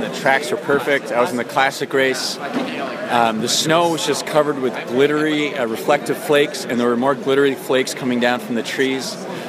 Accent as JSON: {"language": "English", "town": "Minneapolis", "region": "Minnesota", "country": "United States", "said": "from Minneapolis, Minnesota."}